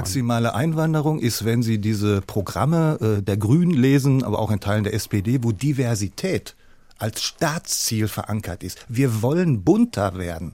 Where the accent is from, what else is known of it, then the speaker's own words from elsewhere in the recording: Hamburg, Germany; Ich komme aus Hamburg